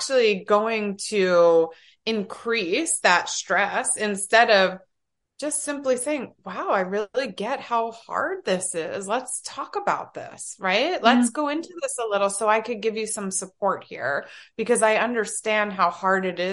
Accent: New Jersey, United States; I'm from Jersey.

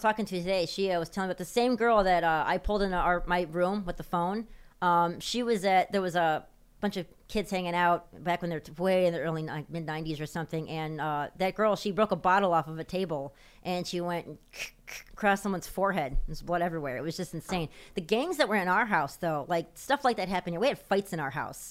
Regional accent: Chicago, Illinois, United States; it was the south side of Chicago by Midway Airport

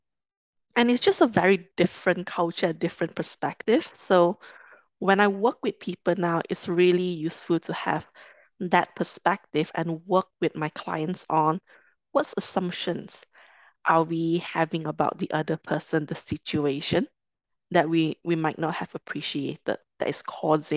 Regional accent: Kuala Lumpur, Malaysia; moved away as an adult; also born or lived in London; I'm originally from Malaysia, from Kuala Lumpur

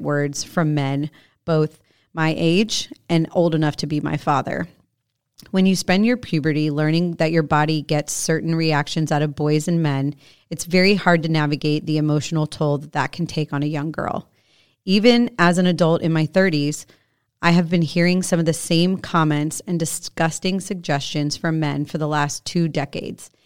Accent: Florida, United States; I grew up in Florida, which means I grew up at the beach

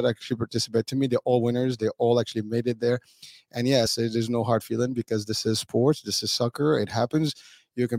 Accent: Morocco; now in United States; I'm being proud as a Moroccan native, and that's my background. Although I'm an American as well

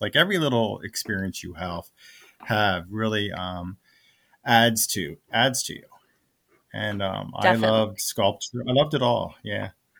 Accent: West Chester, Pennsylvania, United States; I grew up in Westchester, Pennsylvania, which is part of Chester County. I haven't, moved too far.

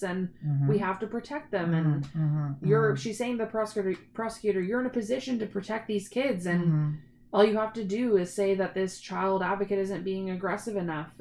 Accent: Toronto, Ontario, Canada; I grew up in Toronto

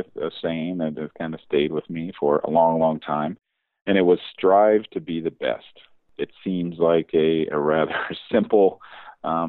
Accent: the South, United States; as a young kid growing up in the South, cars were kind of everything

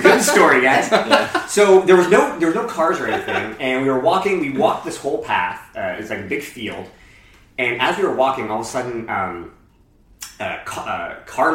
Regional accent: Barrie, Ontario, Canada; I'm from Barrie, Ontario

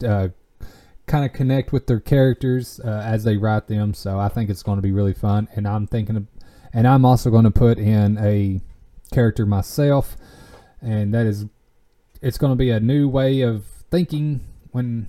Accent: Tompkinsville, Kentucky, United States; I am attending the watermelon festival here in my hometown

